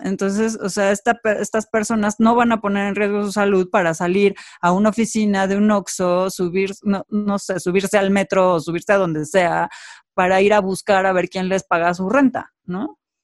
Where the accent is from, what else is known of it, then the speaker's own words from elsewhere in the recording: Mexico; como mexicanos